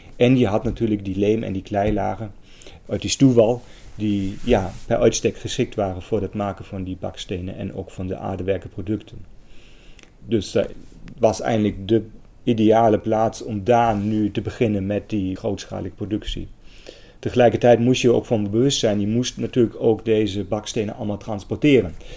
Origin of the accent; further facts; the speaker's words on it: Germany; accent: German; Dutch is a second language; moved away as an adult; now in Netherlands; Ik kom uit Duitsland. Dat hoort mij misschien ook aan mijn accent.